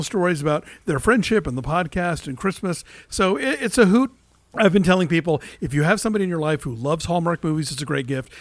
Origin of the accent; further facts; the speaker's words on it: United States; I'm an American